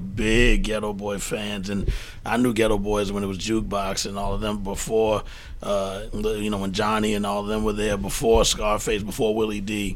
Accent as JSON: {"language": "English", "town": "Prairie View", "region": "Texas", "country": "United States", "tie": "born or raised there", "also_born_or_lived": "Fifth Ward, Houston", "moved": "as an adult", "lives_now": "New York, United States", "said": "I was born in Fifth Ward and, mm-hmm. and raised there as a child, but then I moved to Prairie View, which is about 45 minutes outside of Houston"}